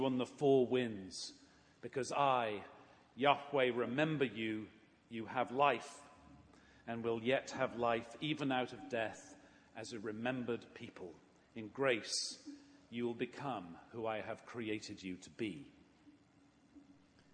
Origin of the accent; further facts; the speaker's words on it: England, United Kingdom; I grew up in England